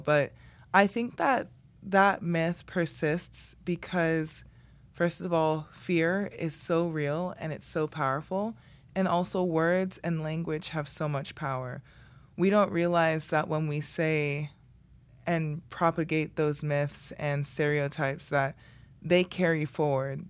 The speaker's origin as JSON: {"language": "English", "town": "Miami", "region": "Florida", "country": "United States", "tie": "born or raised there", "moved": "yes", "said": "I grew up in the Redlands"}